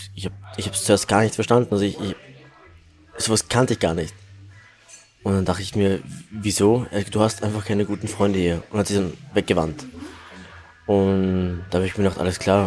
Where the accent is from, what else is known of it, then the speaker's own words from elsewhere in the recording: Salzburg, Austria; Also ich fühle mich wie ein waschechter Salzburger. Ich bin hier geboren und groß geworden.